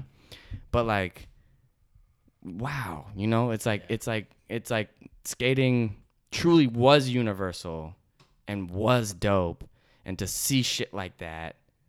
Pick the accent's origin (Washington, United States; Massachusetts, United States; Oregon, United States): Washington, United States; Seattle; moved away; I grew up in South Seattle in Seattle, and Beacon Hill is a predominantly like it's a very diverse neighborhood, and actually known for its diversity, but it's like predominantly like Asian and Black, and then there's like everything.